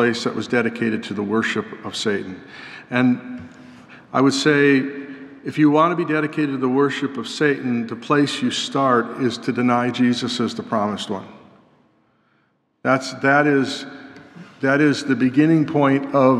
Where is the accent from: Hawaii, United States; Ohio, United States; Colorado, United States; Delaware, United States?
Colorado, United States; Growing up in Colorado